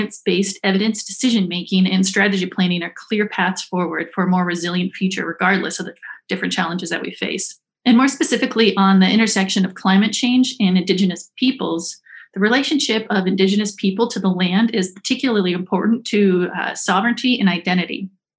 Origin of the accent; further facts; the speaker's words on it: Alaska, United States; I am from the Yanitinida tribe of the Otna Athabascan people. So I was born and raised in the Arctic